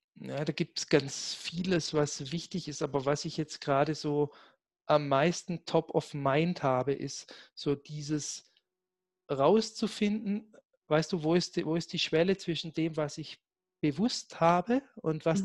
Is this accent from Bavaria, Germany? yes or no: no; Black Forest, Baden-Württemberg, Germany; moved away; ich komme ja gebürtig aus dem Schwarzwald